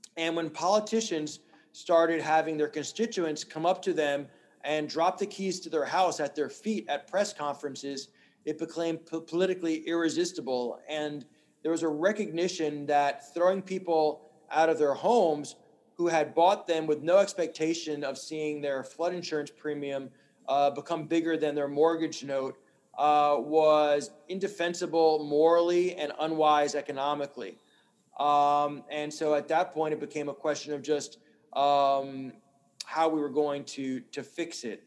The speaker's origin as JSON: {"language": "English", "region": "New York", "country": "United States", "tie": "born or raised there", "moved": "as an adult", "lives_now": "New Orleans, United States", "said": "my mother married a Yankee, so I grew up in New York"}